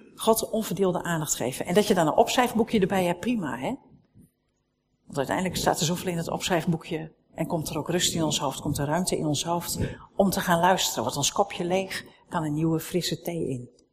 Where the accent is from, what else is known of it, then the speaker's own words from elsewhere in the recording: Netherlands; we zijn Nederlanders